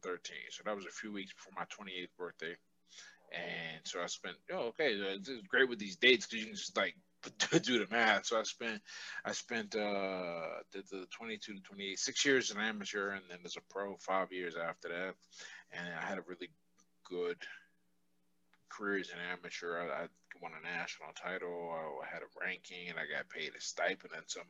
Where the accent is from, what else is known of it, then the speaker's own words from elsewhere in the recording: Pittsburgh, Pennsylvania, United States; I was born and raised here in Pittsburgh